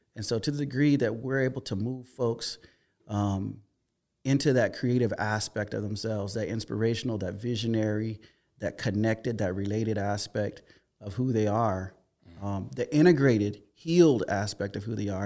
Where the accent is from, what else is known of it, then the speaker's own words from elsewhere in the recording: Hopkins, South Carolina, United States; I grew up in South Carolina, a little town called Hopkins.